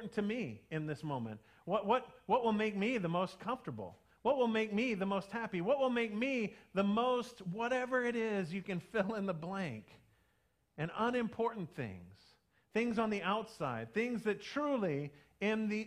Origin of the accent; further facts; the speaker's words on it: United States; we still are all Americans